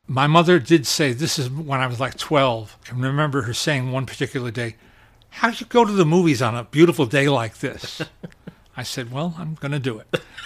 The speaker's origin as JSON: {"language": "English", "town": "Teaneck", "region": "New Jersey", "country": "United States", "tie": "born or raised there", "also_born_or_lived": "Manhattan, New York", "said": "I am a native New Yorker. I have a lifetime credential for that because I was born in Manhattan yes. in December of 1950. And when I was four, my, my brother was born, and my parents moved us all out to the suburbs to Teaneck, New Jersey"}